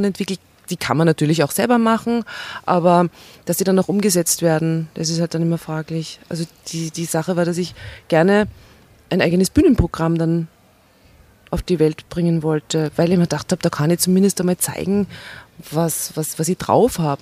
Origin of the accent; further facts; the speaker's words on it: Steyr, Upper Austria, Austria; Ich bin in Steyr geboren